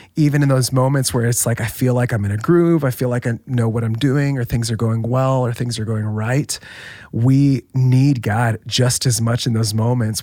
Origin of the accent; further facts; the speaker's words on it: Orlando, Florida, United States; moved away as an adult; now in Saddleback, United States; I grew up in Orlando was there um, for most of my life